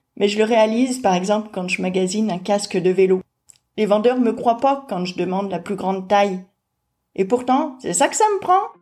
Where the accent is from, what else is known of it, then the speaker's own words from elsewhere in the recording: France; Je suis née en France au début des années 1970